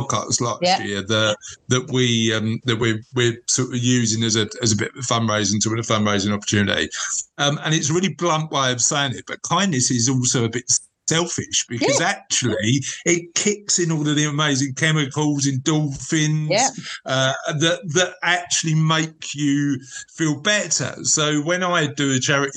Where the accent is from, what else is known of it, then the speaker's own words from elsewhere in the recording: London, United Kingdom; moved away; I'm from Canning Town in Newham originally